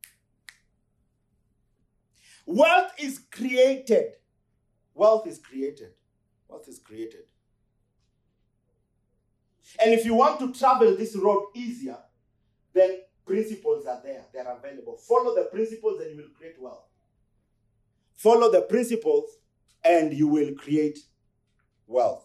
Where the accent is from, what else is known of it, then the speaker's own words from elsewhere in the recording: Luoland, Kenya; I come from Luoland